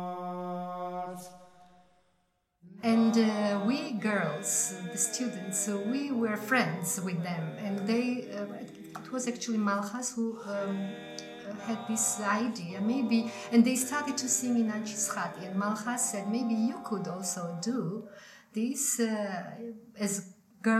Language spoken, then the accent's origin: English; Guria, Georgia; also born or lived in Tbilisi; I left Tbilisi because I was from Guria, and I went back to Guria